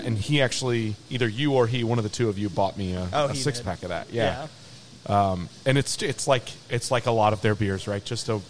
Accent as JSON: {"language": "English", "town": "Indianapolis", "region": "Indiana", "country": "United States", "tie": "born or raised there", "moved": "as an adult", "lives_now": "Cincinnati, United States", "said": "I grew up in Indianapolis."}